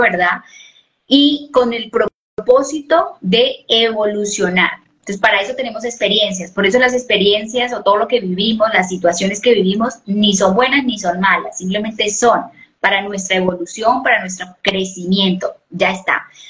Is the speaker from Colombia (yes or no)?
yes; Colombia